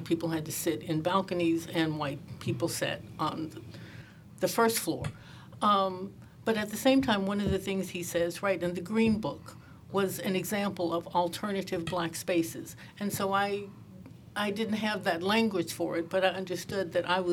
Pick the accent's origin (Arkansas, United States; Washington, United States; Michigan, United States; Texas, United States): Arkansas, United States; Pine Bluff; I grew up in Pine Bluff, Arkansas